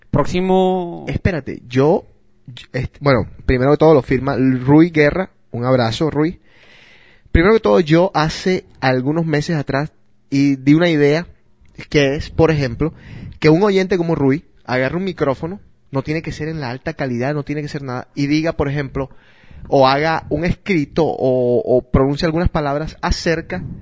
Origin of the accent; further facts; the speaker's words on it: Neiva, Huila, Colombia; Soy de Neiva, oh bien.